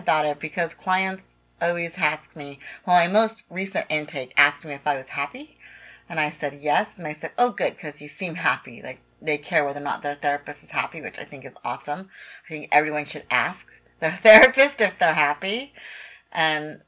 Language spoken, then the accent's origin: English; California, United States; me growing up in California